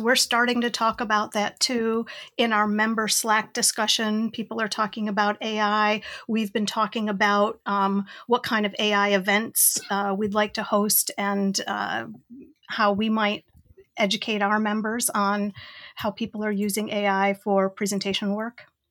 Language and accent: English; Rochester, New York, United States; I'm from Rochester, New York, way upstate Western New York